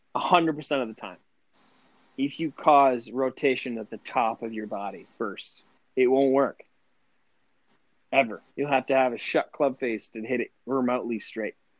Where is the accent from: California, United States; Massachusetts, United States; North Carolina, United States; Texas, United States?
Massachusetts, United States; Lanesborough; Lanesboro, Mass, really small farm town